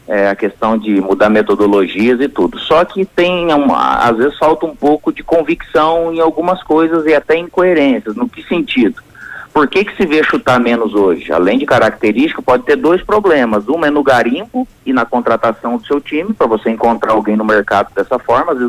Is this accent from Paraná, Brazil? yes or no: yes; Santa Amélia, Paraná, Brazil; also born or lived in Cornélio Procópio / Itambé; eu só nasci em Cornélio Procópio, eu morei é, seis anos da minha infância no sítio, na cidade de Itambé, e eu morei depois numa outra cidade que eu tenho como minha, que é Santa Amélia